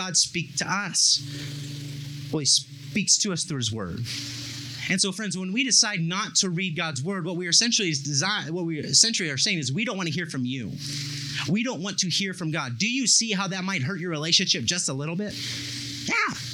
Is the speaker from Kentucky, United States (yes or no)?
no; Bakersfield, California, United States; I'm from Bakersfield, and Bakersfield has a very big dairy industry, and I lived on the south side of town